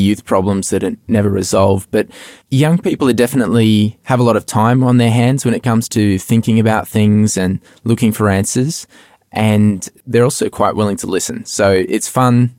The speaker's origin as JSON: {"language": "English", "town": "Melbourne", "region": "Victoria", "country": "Australia", "tie": "born or raised there", "said": "I was born in Melbourne and lived almost all my life here"}